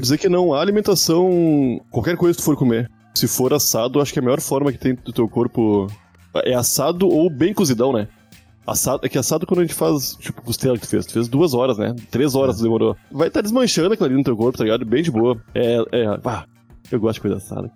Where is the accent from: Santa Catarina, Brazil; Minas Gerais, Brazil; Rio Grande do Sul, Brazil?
Rio Grande do Sul, Brazil; now in São Paulo, Brazil; eu sou gaúcho